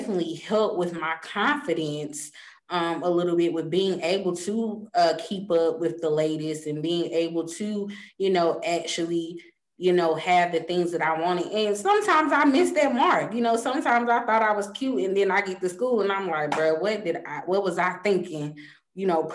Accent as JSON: {"language": "English", "town": "Mint Hill", "region": "North Carolina", "country": "United States", "tie": "born or raised there", "said": "I came from Mint Hill Middle School"}